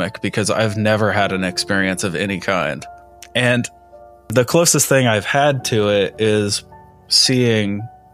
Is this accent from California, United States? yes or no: no; Indiana, United States; I'm being from Indiana